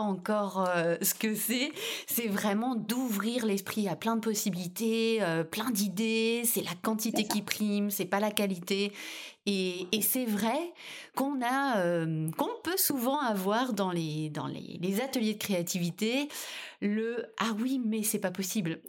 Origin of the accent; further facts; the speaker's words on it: France; chez nous en France